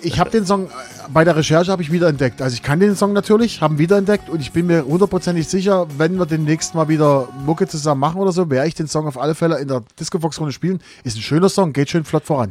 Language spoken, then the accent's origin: German; East Germany, Germany; als Ostdeutscher